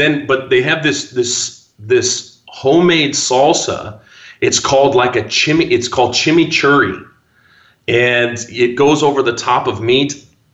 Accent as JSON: {"language": "English", "region": "Midwest", "country": "United States", "said": "Because I'm from the Midwest. We don't have earthquakes. We don't have tornadoes and crazy. We don't even have poisonous snakes. I mean, there's like nothing here. Just flat land and corn."}